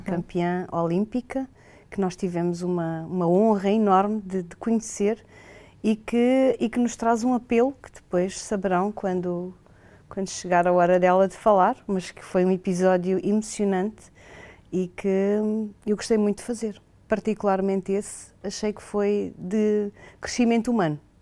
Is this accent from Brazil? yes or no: no; Portugal; nós enquanto portugueses, hoteleiros portugueses